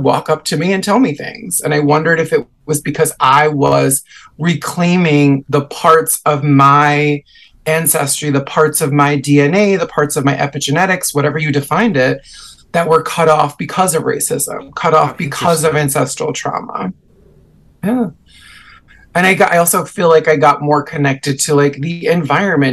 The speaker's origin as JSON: {"language": "English", "region": "New York", "country": "United States", "tie": "born or raised there", "said": "I was raised in New York, but my family is like 100% Puerto Rican"}